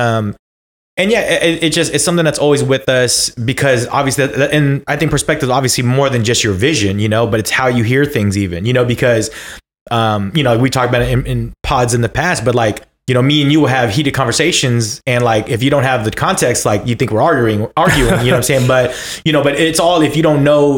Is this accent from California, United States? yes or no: yes; Bay Area, California, United States; we grew up in the Bay Area